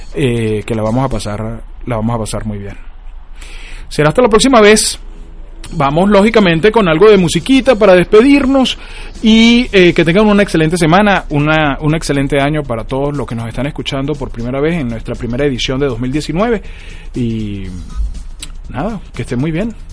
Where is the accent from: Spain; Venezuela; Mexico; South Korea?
Venezuela; now in United States; como venezolano